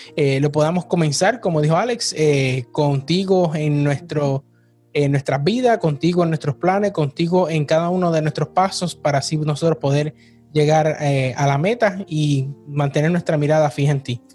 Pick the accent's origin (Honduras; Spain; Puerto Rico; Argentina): Puerto Rico; nosotros todavía seguimos época navideña porque somos puertorriqueños